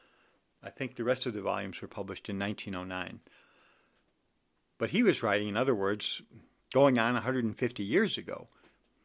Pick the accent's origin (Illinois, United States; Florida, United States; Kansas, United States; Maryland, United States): Illinois, United States; Chicago; also born or lived in Washington, D.C.; I'm from the Chicago area.